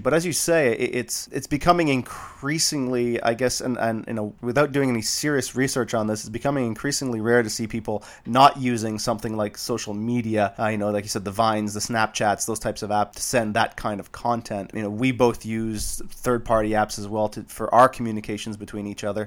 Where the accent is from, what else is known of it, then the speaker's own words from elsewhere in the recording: Canada; as a Canadian